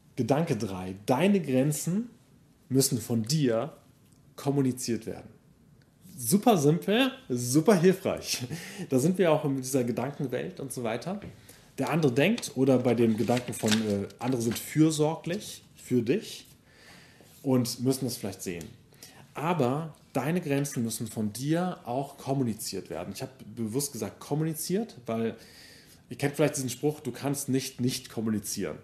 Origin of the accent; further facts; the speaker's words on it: Germany; ich bin, genau, in Deutschland aufgewachsen, deutsche Familie